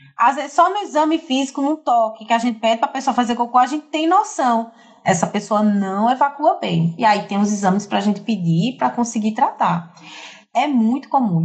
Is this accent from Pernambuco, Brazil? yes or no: yes; Recife, Pernambuco, Brazil; moved away as an adult; also born or lived in Fortaleza; now in João Pessoa, Brazil; eu não sou de João Pessoa, eu nasci em Fortaleza, me criei em Recife durante 20 anos